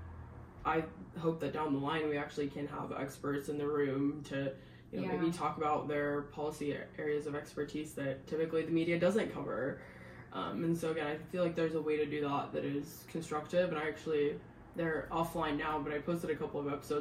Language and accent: English; Seattle, Washington, United States; also born or lived in California; now in Northern Virginia, United States; I grew up in the Seattle area, lived in California for a couple years